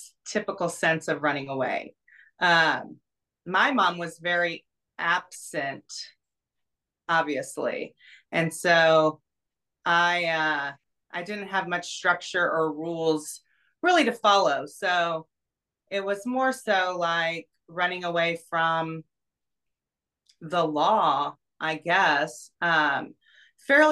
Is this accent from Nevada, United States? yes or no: yes; Reno, Nevada, United States; I grew up in Reno, Nevada